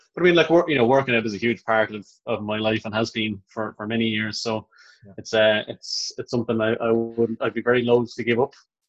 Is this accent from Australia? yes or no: no; Dublin, Leinster, Ireland; also born or lived in Manchester; And I started school in Dublin then. So my mom always talked about how quickly we lost our accents when we came over from Manchester, you know, like...